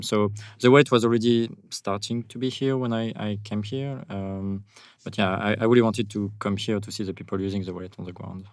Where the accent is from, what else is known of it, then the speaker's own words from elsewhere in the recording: France; accent: French; English is a second language; also born or lived in United States; now in El Zonte, El Salvador; with my accent, I'm I'm a French guy